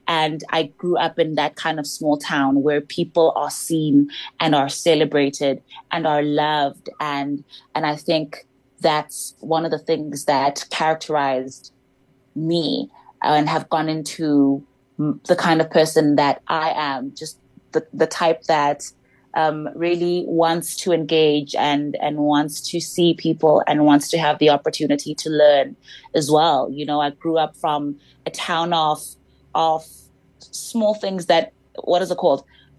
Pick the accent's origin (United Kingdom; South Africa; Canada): South Africa; King William's Town, Eastern Cape; I'm from King Williamstown, a small town in the Eastern Cape.